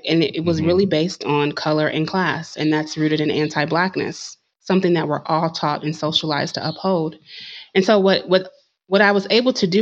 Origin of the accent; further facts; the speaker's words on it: Concord, United States; I grew up in Concord